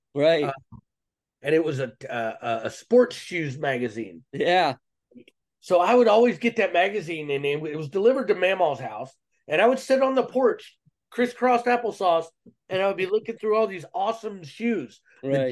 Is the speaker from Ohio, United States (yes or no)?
yes; Cleveland, Ohio, United States; I was born in Cleveland, Ohio, in the mid '80s